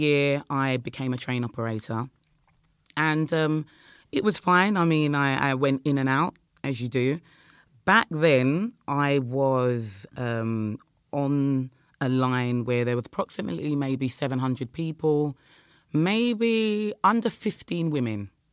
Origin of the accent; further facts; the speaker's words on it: Croydon, London, United Kingdom; we're from South London, Croydon